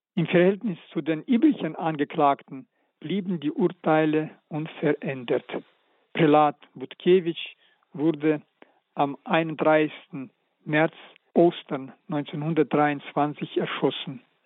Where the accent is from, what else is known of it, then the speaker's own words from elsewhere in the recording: Karaganda, Karaganda Region, Kazakhstan; moved away; also born or lived in Novosibirsk; in Karaganda in meiner Heimatstadt und ich als elfjähriger Knabe war sogar bei seiner Beerdigung